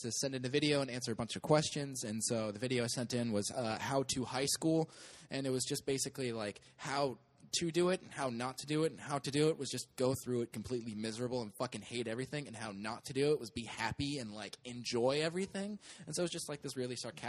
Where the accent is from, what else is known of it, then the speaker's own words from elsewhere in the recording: Grass Valley, California, United States; also born or lived in Modesto, California / Truckee Tahoe area, California; I was raised in, like, this, you know, small town called Grass Valley